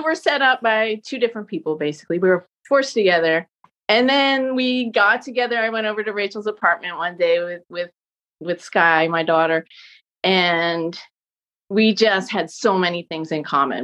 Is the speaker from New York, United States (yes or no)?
yes; Southampton, New York, United States; moved away as an adult; also born or lived in Brooklyn; now in Montclair, United States; I grew up in in Southampton on Long Island, which is the Hamptons, but I was a local